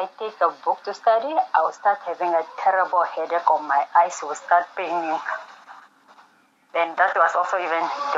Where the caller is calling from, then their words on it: Windhoek, Khomas, Namibia; Windhoek, Namibia.